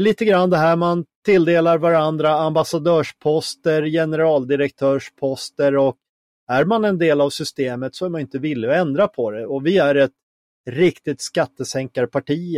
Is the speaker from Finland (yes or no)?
yes; Finland; now in Sweden; som finne